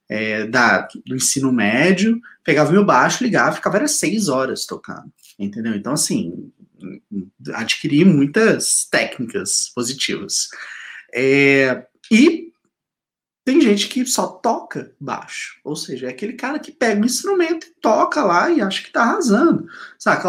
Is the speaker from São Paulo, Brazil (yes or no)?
no; Minas Gerais, Brazil; accent: mineiro; viu o sotaque mineiro?